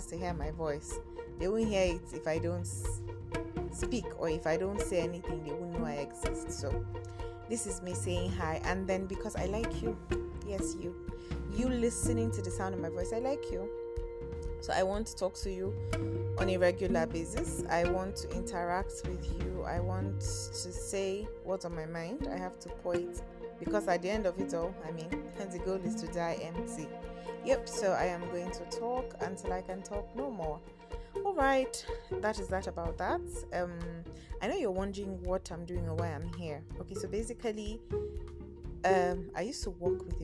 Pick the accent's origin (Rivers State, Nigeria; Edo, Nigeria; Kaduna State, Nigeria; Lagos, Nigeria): Kaduna State, Nigeria; Kaduna; now in Abuja, Nigeria; I am a northern girl from Kaduna, the city of Kaduna, the crocodile city. That is where I'm from. But I am currently based in Abuja.